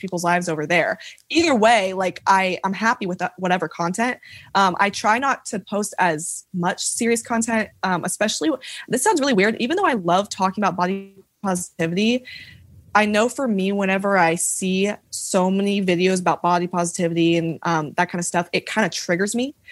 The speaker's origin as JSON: {"language": "English", "town": "Franklin", "region": "Tennessee", "country": "United States", "said": "I'm from Franklin, Tennessee"}